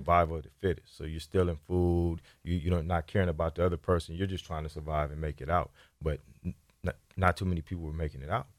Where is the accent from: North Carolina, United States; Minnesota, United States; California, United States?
California, United States; Sacramento; I grew up right here in North Sacramento